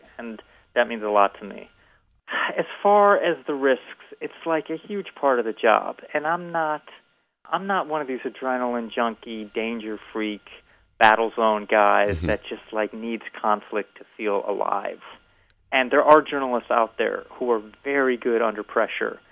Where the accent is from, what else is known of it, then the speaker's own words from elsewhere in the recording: Evanston, Illinois, United States; moved away; I grew up in Evanston, Illinois.